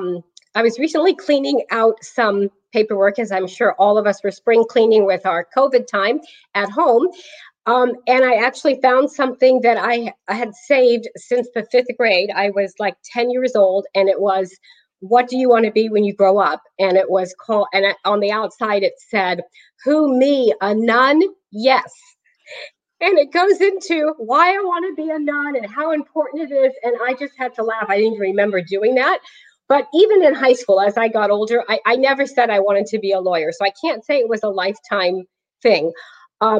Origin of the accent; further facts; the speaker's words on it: Clayton, California, United States; now in Brentwood, United States; I was raised in Clayton